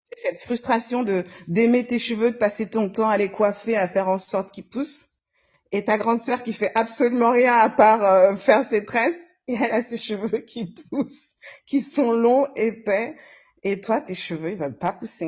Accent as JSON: {"language": "French", "country": "Comoros", "moved": "yes", "lives_now": "Lyon, France", "said": "Je suis comorienne"}